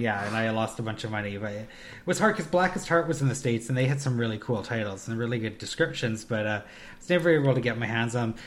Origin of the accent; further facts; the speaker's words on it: Canada; we're Canadian